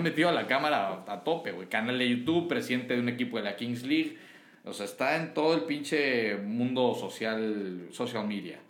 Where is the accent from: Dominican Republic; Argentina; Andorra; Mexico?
Mexico; como mexicano